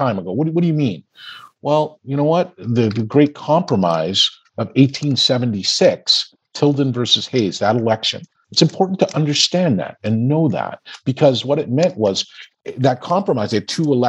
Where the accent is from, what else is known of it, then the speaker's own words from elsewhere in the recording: Canada; I grew up in Canada. I had all of these advantages.